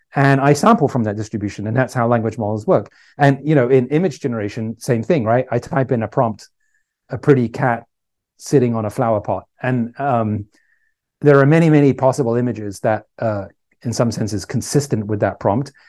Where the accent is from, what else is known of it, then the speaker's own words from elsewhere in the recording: England, United Kingdom; moved away as an adult; also born or lived in Ireland / Canada; now in California, United States; I grew up in England